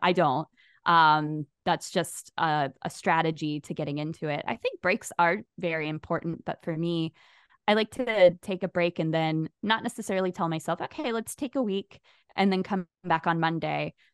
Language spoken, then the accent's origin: English; Jacksonville, Florida, United States; my hometown of Jacksonville, Florida, where I've lived my whole life